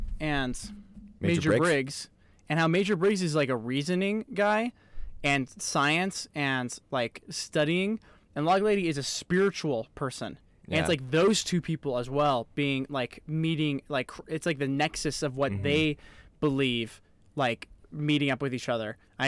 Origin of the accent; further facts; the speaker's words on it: Boston, Massachusetts, United States; Well, I grew up in Boston. This is not a Boston accent.